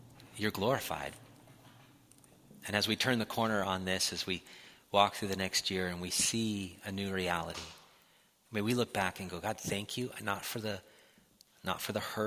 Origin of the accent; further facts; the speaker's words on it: United States; as American Christians